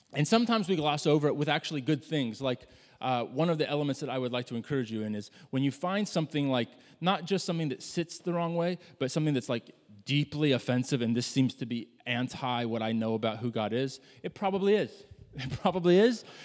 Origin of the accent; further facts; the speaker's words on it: Midwest, United States; I grew up in the Midwest